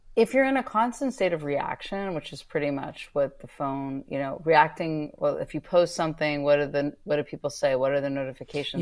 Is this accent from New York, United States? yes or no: no; Northern California, United States; I grew up in Northern California